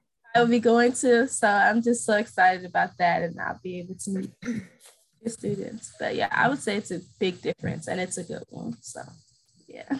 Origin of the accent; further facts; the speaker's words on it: St. Louis, Missouri, United States; I'm originally from St. Louis, Missouri.